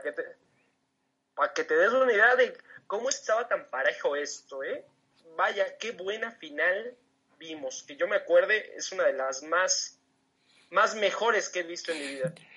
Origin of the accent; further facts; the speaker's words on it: Toluca, State of Mexico, Mexico; yo que soy de aquí del Estado de México, de, Toluca